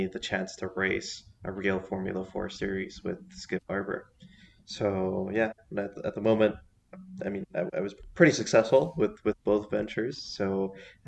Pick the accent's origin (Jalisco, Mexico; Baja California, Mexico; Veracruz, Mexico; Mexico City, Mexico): Mexico City, Mexico; I was born here in Mexico City. I've been living here pretty much my entire life